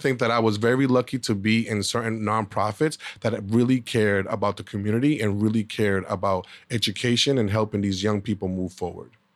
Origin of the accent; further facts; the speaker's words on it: Boston, Massachusetts, United States; I was born in Boston, Massachusetts. Um, during that time period, I grew up during a crack epidemic